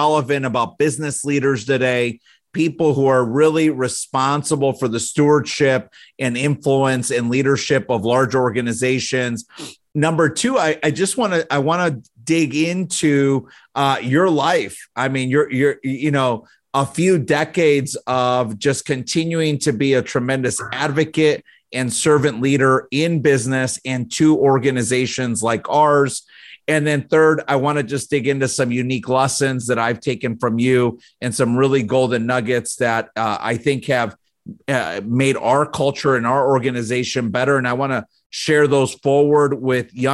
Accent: Chicago, Illinois, United States; moved away as an adult; now in Michigan, United States; as children growing up in the Chicago area

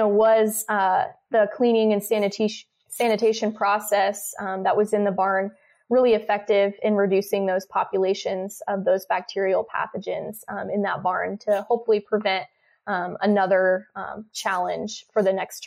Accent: Lawrence, Kansas, United States; I am a Kansas native. I grew up in Lawrence, Kansas

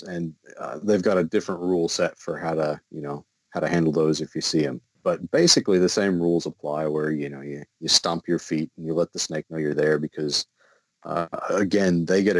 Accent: Midwest, United States; now in Australia; Growing up in the Midwest, we had rattlesnakes. And rattlesnakes were great because they'd warn you, right? You'd hear a rattle and you know, oh, crap, better stay away from that. We don't have that luxury down here. Where I live in the state of Victoria

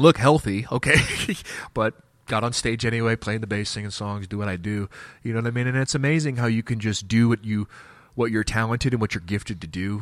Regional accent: Wichita, Kansas, United States; I'm from Wichita, Kansas

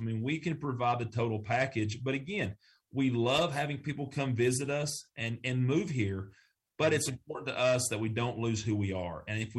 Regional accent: the South, United States; accent: Southern; I hope someone of my friends in New York City heard my Southern accent today.

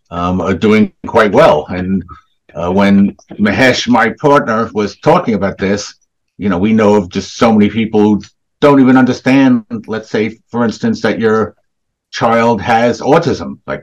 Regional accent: Essex County, New Jersey, United States; I grew up mainly in New Jersey, in Essex County.

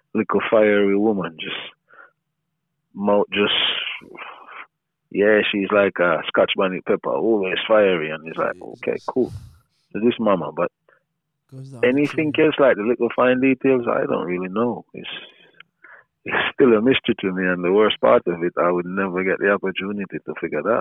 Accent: Jamaica; growing up in Jamaica

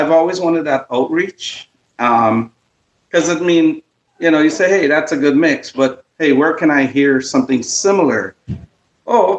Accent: Guyana; now in Toronto, Canada; we're Guyanese

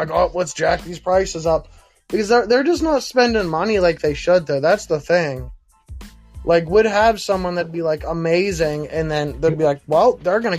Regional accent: Pittsburgh, Pennsylvania, United States; moved away; See, like, I moved, like, I grew up in Pittsburgh, so it was, like, hella, like, thicker. But then when I moved, like, 45 minutes south

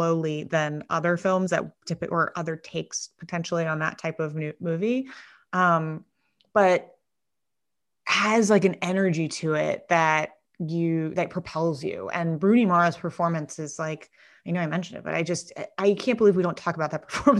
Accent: New York, United States; also born or lived in Connecticut; I grew up in New York and Connecticut, and I lived in Bed-Stuy for 6 years

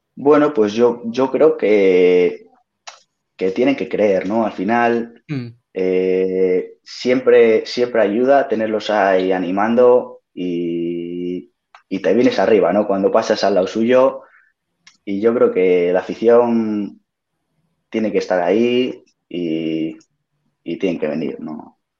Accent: Maliaño, Cantabria, Spain; yo soy de Maliaño del Alto

